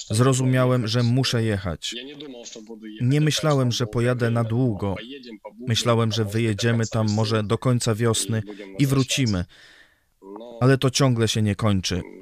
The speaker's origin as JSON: {"language": "Polish", "region": "Donetsk Oblast", "country": "Ukraine", "moved": "as an adult", "lives_now": "Poltava, Ukraine", "said": "Zostałem pastorem w Połtawie, chociaż sam pochodzę z regionu Donieckiego, więc to już moja druga przeprowadzka."}